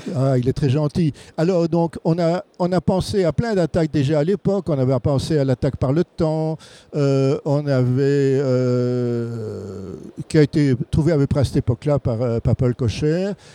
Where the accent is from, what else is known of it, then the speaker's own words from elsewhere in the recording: Belgium; chez nous en Belgique